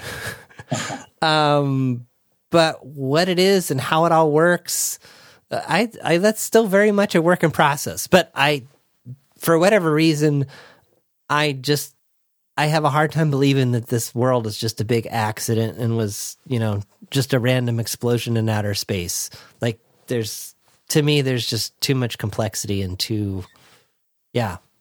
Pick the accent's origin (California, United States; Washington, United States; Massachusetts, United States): California, United States; Orange County, Southern; I was born and raised in Southern California